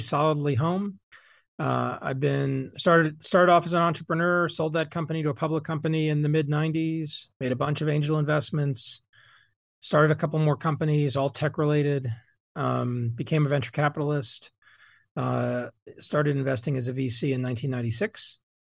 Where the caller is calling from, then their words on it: Boulder, Colorado, United States; I'm calling you from Boulder, Colorado.